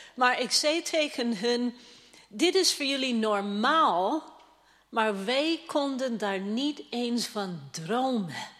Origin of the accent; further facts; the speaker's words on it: Toronto, Ontario, Canada; now in Netherlands; dat is mijn thuisstad